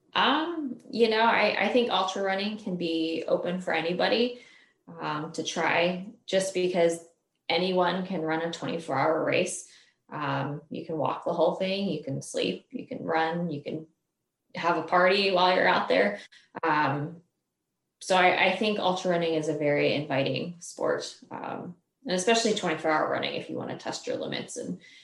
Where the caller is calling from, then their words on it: Springfield, Virginia, United States; I am calling from Springfield, Virginia. It's close to Washington, D.C.